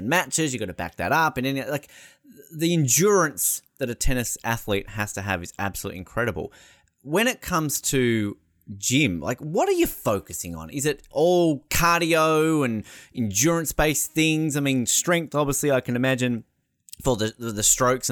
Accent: Australia; growing up in Australia

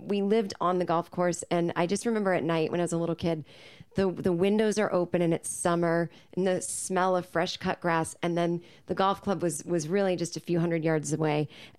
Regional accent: suburbs of Boston, Massachusetts, United States; moved away as an adult; now in Los Angeles, United States; So lived with my parents in the suburbs.

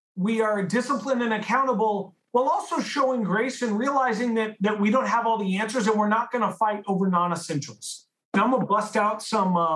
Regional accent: San Francisco, California, United States; I grew up in San Francisco

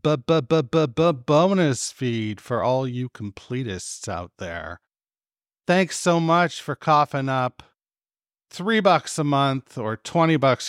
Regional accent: Canada; I'm fucking Canadian

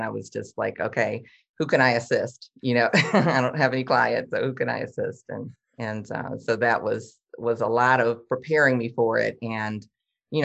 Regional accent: Detroit, Michigan, United States; I'm from Detroit.

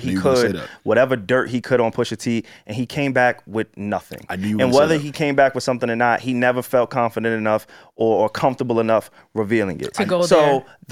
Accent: New York, United States

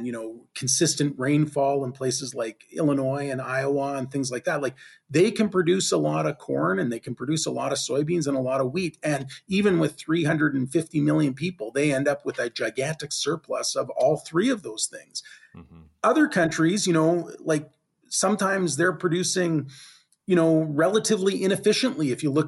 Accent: Canada; me being a Canadian

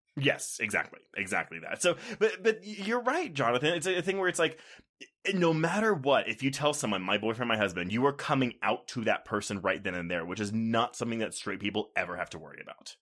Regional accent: Texas, United States; also born or lived in Houston / Austin; now in Denver, United States; growing up in Texas, like, Houston and Austin, I was in the cities

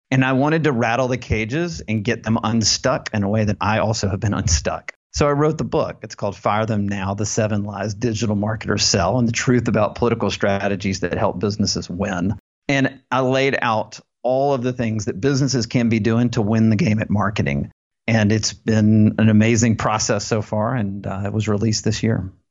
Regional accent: Alabama, United States; I was born in Alabama, went to the University of Alabama

